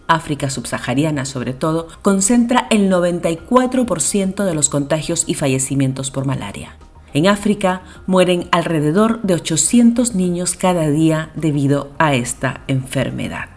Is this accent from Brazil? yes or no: no; Peru; en nuestro país